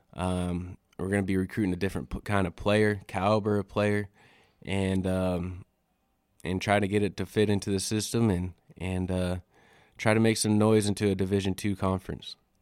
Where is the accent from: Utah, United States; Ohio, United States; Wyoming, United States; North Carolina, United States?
Wyoming, United States; Riverton; moved away as an adult; now in Alpine, United States; I'm originally from Wyoming, born and raised in Riverton, Wyoming, out in the Wind River Reservation.